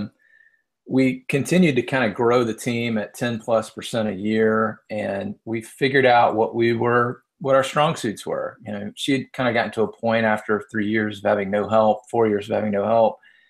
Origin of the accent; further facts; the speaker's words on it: the South, United States; now in Atlanta, United States; You can tell I'm from the South